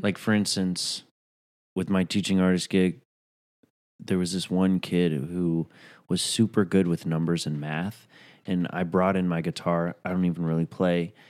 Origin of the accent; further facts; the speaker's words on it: New York, United States; as a New Yorker